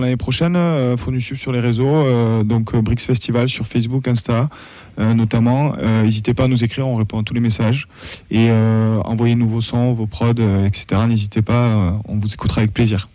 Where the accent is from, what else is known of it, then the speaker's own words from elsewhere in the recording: Toulouse, Occitania, France; je suis né à Toulouse